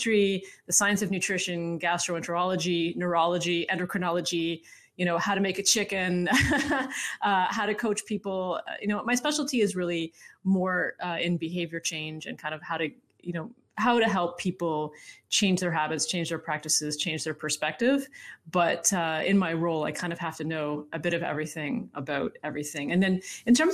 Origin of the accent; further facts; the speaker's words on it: Canada; I'm from Canada